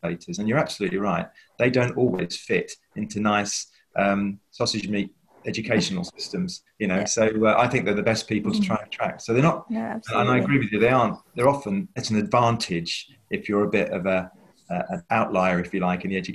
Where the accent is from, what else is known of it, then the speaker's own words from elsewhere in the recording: London, United Kingdom; I come from East London, and there were 300 kids who started school with me at the age of 11